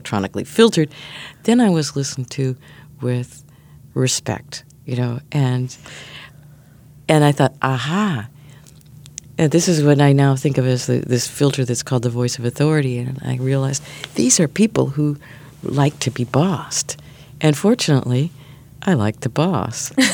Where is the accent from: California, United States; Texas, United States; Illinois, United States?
Illinois, United States; near Chicago; now in New York, United States; I grew up near Chicago and then moved to New York